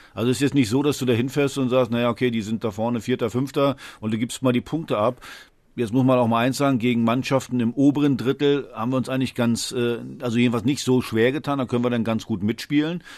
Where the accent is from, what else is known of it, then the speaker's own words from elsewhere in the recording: Western Pomerania, Mecklenburg-Vorpommern, Germany; moved away; Ich komme nicht aus Mecklenburg, ich komme aus Vorpommern